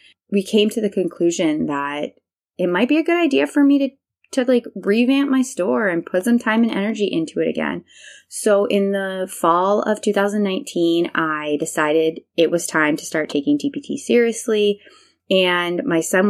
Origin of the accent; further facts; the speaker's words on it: Canada; moved away as an adult; also born or lived in Taiwan; In 2016, I moved home to Canada back from Taiwan